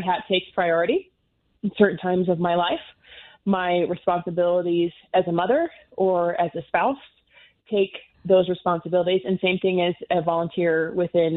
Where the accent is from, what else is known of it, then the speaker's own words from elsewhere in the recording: Nebraska, United States; moved away as an adult; now in Colorado Springs, United States; I am originally from Nebraska